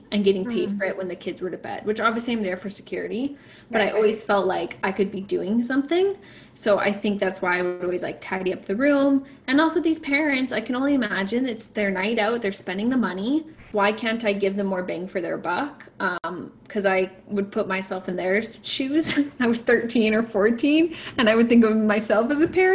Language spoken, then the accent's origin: English; Alberta, Canada; I grew up in Alberta where you didn't have this volunteer requirement to graduate